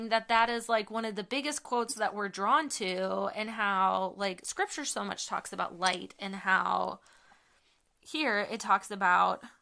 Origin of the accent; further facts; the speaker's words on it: United States; like I'm an American, so I inherited these rights because of my identity as an American.